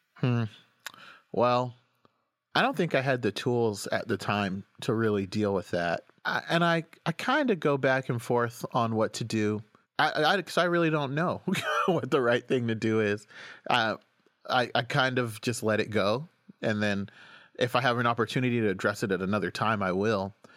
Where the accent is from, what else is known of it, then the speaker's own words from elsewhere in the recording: Oklahoma, United States; moved away as an adult; also born or lived in Washington, D.C.; now in New York, United States; I grew up in Oklahoma